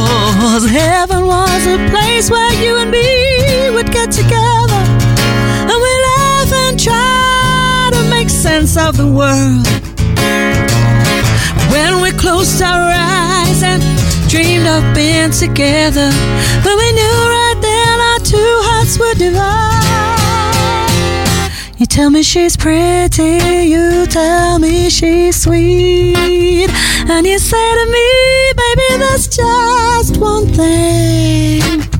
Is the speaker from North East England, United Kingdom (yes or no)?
yes; Middlesbrough, North East England, United Kingdom; So Palmo, yeah, I'm from Middlesbrough, very proudly from Middlesbrough.